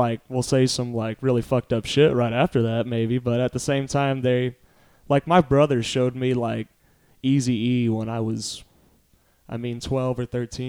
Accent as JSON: {"language": "English", "town": "Kennedale", "region": "Texas", "country": "United States", "tie": "born or raised there", "also_born_or_lived": "Arlington, Texas / Fort Worth, Texas / Granbury, Texas", "said": "I'm originally from Kennedale, Texas, which is Southeast Arlington"}